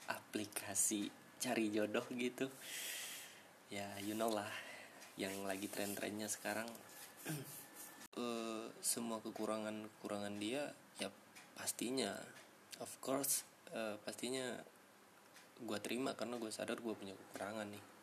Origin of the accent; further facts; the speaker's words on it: Sumatra, Indonesia; now in Bogor, Indonesia; Gue tinggal di daerah Kabupaten Bogor sekarang Gue merantau sih Asal gue Sumatera